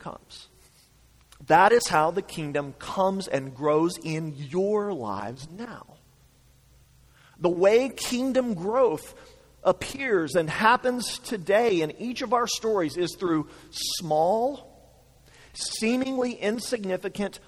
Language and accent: English; United States; As American Christians